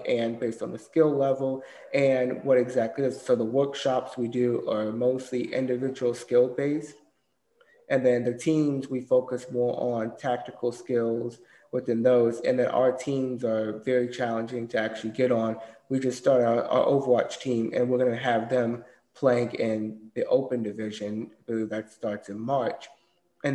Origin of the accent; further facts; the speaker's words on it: Durham, North Carolina, United States; also born or lived in Germany; I grew up here, and I grew up in Durham, North Carolina